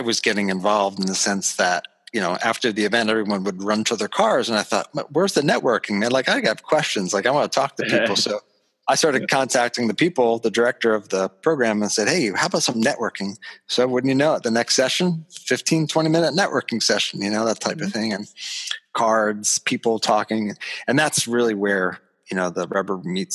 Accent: Levittown, Pennsylvania, United States; moved away as an adult; also born or lived in Western Michigan / Greenville, Pennsylvania; now in Shippensburg, United States; I'm from Levittown, Pennsylvania, a suburb. You know, I grew up in the 80s on a bike with mag wheels

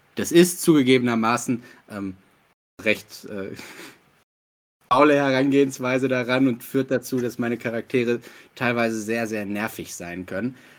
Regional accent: Ruhr area, North Rhine-Westphalia, Germany; moved away; ich komme aus dem Ruhrgebiet

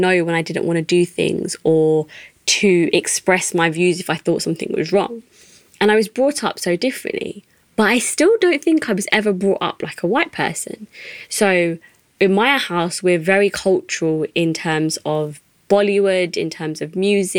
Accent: England, United Kingdom; first language English; I'm a British Asian woman. I'm 27 years old.

